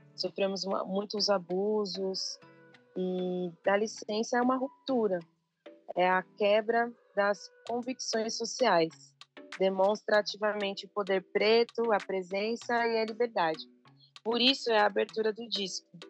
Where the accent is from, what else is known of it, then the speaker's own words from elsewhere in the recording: São Paulo, Brazil; Eu sou de São Paulo, mas eu trago essa ancestralidade da Bahia, do Norte Nordeste, de Pernambuco, do Maranhão